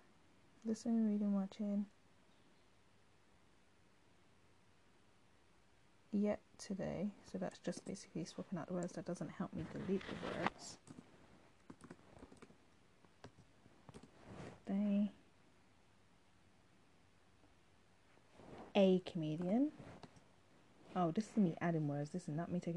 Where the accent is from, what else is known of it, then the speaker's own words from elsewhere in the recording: United Kingdom; I'm British, we call our seats settees